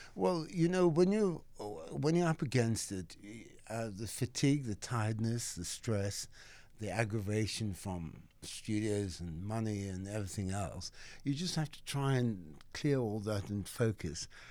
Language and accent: English; Cape Town, Western Cape, South Africa; moved away as an adult; now in England; I grew up in Saint Philip's in Cape Town, the old Chapel Street, District Six.